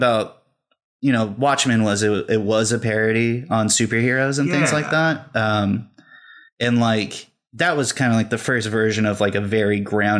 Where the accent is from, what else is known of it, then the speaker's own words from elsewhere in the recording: Fresno, California, United States; now in Los Angeles, United States; I'm from California. Mm-hmm. I'm from Fresno, California. It's all right. It's the armpit of California. It's basically right in the middle, and it's the hottest, most